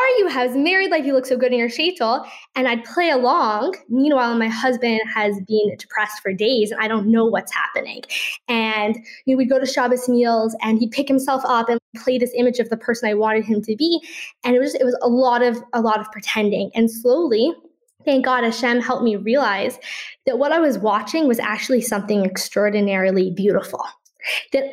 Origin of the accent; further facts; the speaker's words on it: Toronto, Ontario, Canada; now in Safed, Israel; I'm originally from Toronto, Canada